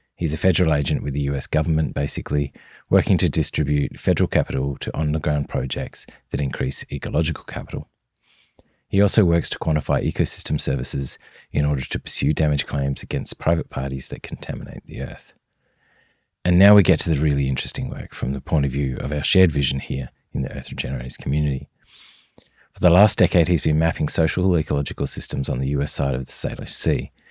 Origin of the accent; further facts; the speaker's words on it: southern Tasmania, Australia; accent: Australian; As you might guess from my accent, I'm recording this on Australian soil. My home is a small hamlet in southern Tasmania, just south of the city of Hobart.